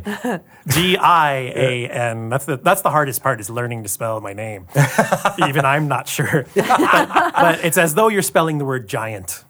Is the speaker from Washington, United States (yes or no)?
yes; Tacoma, Washington, United States; now in Los Angeles, United States; I grew up in Tacoma, not far from here, playing D and D, and then I moved